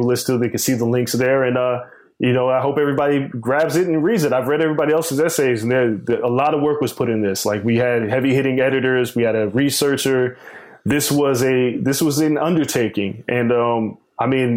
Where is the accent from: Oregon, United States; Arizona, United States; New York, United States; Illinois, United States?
New York, United States; I grew up in New York as a pro wrestling fan, as a little kid.